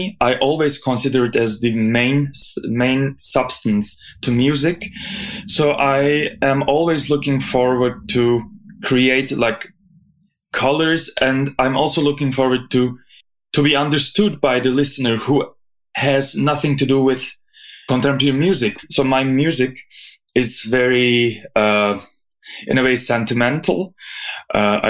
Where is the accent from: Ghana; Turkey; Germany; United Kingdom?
Turkey; Izmir; moved away as an adult; now in Zurich, Switzerland; I was born in Izmir, Turkey, and I finished my bachelor studies there.